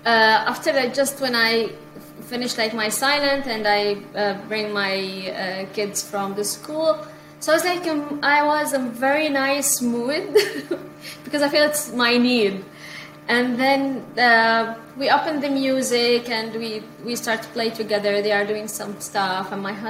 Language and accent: English; India; now in Canada; See, when I came from India, and even here in Canada, sometimes, you know, I have many, many things to do.